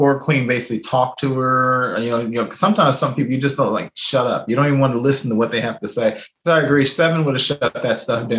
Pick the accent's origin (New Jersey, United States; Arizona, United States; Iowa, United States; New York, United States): Iowa, United States; No, I'm from Iowa. I only work in outer space.